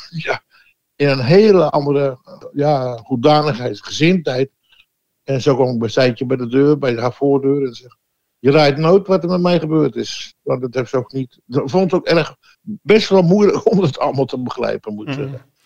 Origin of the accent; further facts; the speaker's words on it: Amsterdam, North Holland, Netherlands; also born or lived in Oostzaan; now in Heerde, Netherlands; Ik ben geboren 73 eh, jaar geleden in Ozaan, dat is eh, ja, aan de rand van Amsterdam